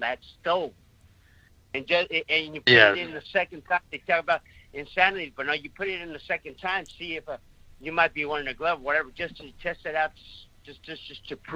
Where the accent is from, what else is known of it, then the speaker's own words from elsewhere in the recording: Mexico City, Mexico; moved away; I was raised in Mexico City